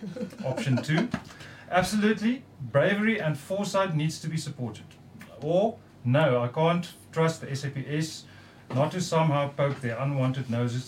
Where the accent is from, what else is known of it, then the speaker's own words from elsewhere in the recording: Cape Town, Western Cape, South Africa; I'm from Cape Town